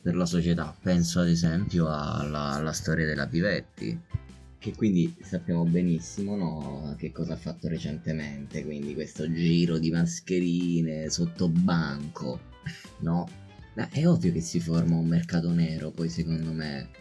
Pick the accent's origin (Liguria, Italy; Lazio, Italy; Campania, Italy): Lazio, Italy; Rome; io e te che siamo nati e cresciuti a Roma